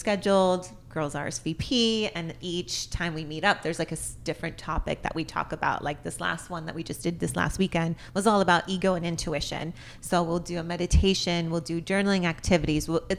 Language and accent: English; Arizona, United States; moved away as an adult; also born or lived in Tucson; now in Los Angeles, United States; That's exactly why I left Arizona.